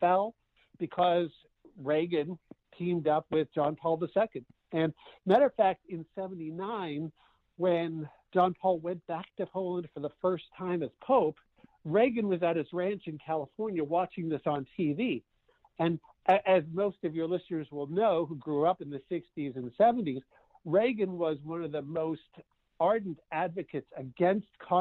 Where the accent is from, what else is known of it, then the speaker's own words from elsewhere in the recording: Canada; moved away; I grew up in Canada